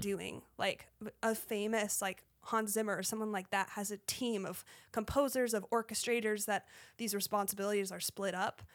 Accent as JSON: {"language": "English", "region": "Colorado", "country": "United States", "tie": "born or raised there", "said": "I grew up in Colorado"}